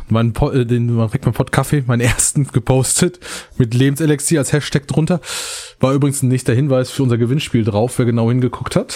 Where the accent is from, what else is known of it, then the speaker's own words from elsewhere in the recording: North Rhine-Westphalia, Germany; Ja, ich weiß, wir sind Sauerländer, wir können das trotz alledem.